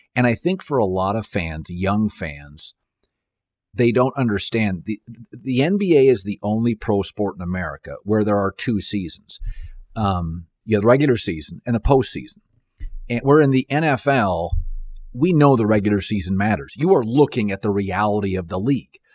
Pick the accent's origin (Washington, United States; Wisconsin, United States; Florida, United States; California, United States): Washington, United States; Seattle; moved away; I grew up in Seattle